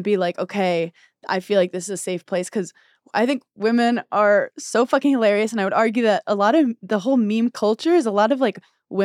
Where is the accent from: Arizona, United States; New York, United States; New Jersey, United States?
New York, United States; One, I don't have a driver's license because I'm from New York and I'm really bad driving.